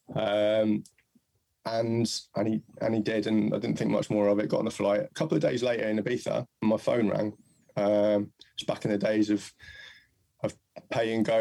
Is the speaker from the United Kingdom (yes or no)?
yes; Mid Wales, United Kingdom; I was born in and brought up in Mid Wales